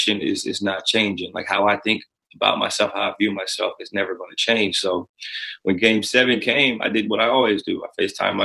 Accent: Canton, Ohio, United States; I'm from Canton, Ohio

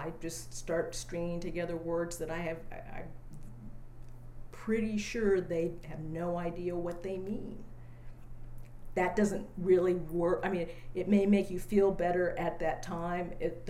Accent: Austin, Texas, United States; well, where are you from? I said, well, I live in Austin. I live on West 9th Street. And they said, no, that's not what we asked. We said, where are your people from? So then I say, well, I grew up there.

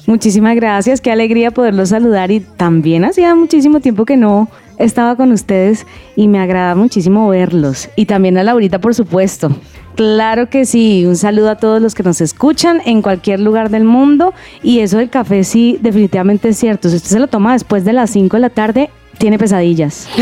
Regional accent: Cali, Valle del Cauca, Colombia; yo soy caleña

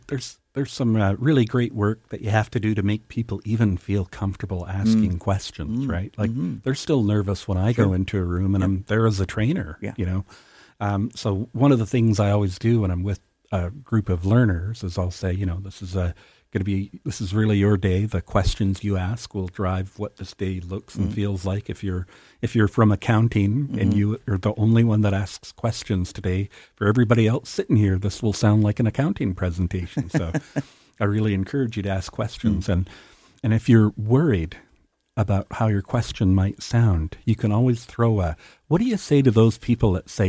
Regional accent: Canada; It's not what we value as a Canadian society and Canadians.

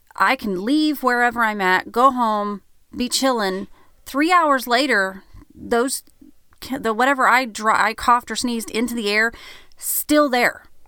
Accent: Oklahoma, United States; now in Branson, United States; we're from Oklahoma, so that's where all of our people are from

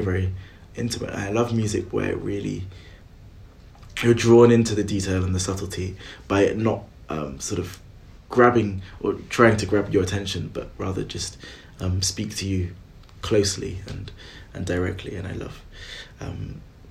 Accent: Welsh, Wales, United Kingdom; being Welsh

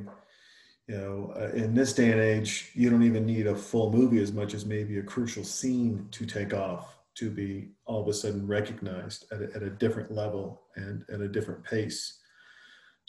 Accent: Montana, United States; I'm from Montana. I'm a fucking Yankee

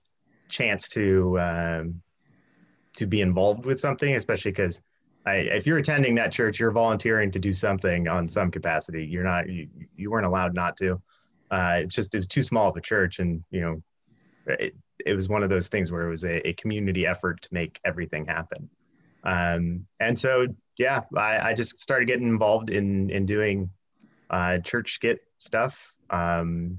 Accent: Union City, California, United States; I was raised I grew up in Union City. So yeah, I've been a lifer in the East Bay

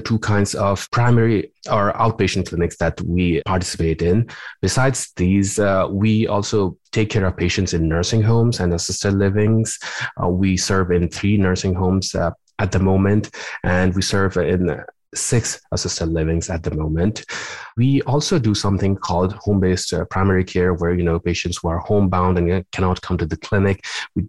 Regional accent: Nepal; moved away as an adult; also born or lived in Louisiana / Los Angeles, California; now in Springfield, United States; my training goes back to my home country of Nepal. I did my med school over there

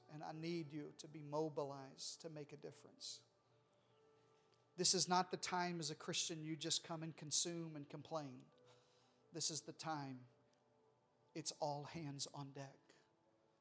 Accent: Arkansas, United States; I'm from Arkansas

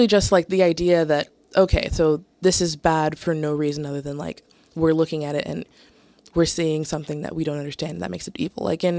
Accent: Southern United States, United States; felt like people were imposing a masculinity on me that I didn't want, like, my entire life, especially growing up in the South

